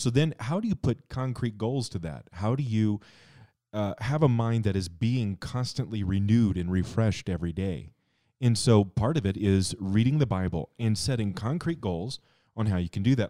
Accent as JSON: {"language": "English", "town": "Cheyenne", "region": "Wyoming", "country": "United States", "tie": "born or raised there", "said": "when I was a kid, I grew up here in Cheyenne."}